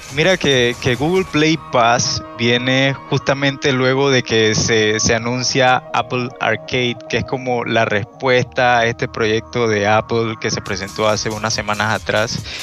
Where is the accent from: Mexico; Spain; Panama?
Panama; Chiriquí; yo soy de Panamá, soy de esta hermosa tierrita. Eh, soy de una provincia que se llama Chiriquí